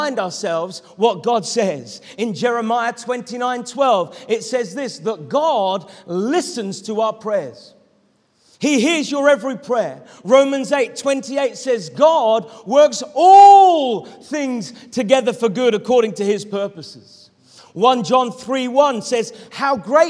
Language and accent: English; Norwich, East of England, United Kingdom; moved away as an adult; now in East Sussex, United Kingdom; to move back to my hometown of Norwich, where I could be near to my family